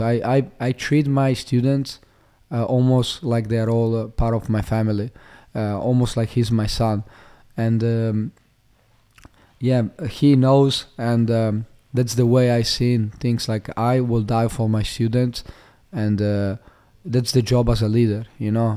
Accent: Italy; moved away as an adult; also born or lived in Slovenia; now in Australia; I was born in Slovenia, um, in a small, uh, town, um, close to the border to Italy. Uh, and, uh, when I was younger, when I was like, uh, three, four years old, I moved, uh, to Italy.

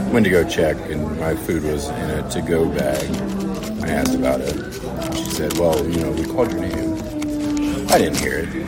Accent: North Carolina, United States; now in Boulder, United States; growing up in North Carolina

